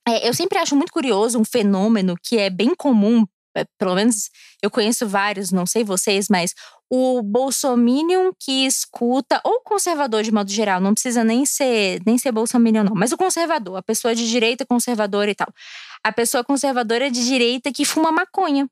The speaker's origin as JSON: {"language": "Portuguese", "town": "Brasília", "region": "Federal District", "country": "Brazil", "tie": "born or raised there", "also_born_or_lived": "Rio Grande do Sul", "said": "eu moro em Brasília, eu sou nascida e criada em Brasília"}